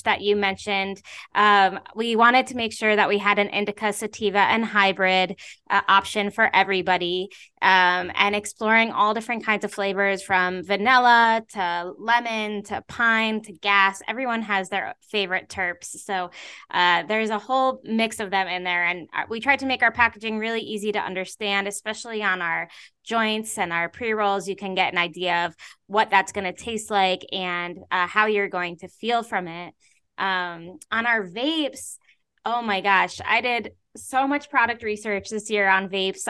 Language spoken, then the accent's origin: English; New York, United States; I grew up in New York. I went to college in New York. I live in New York